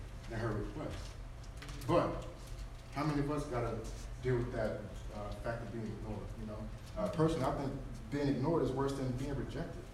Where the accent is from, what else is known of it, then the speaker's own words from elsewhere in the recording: College Park, United States; I'm from College Park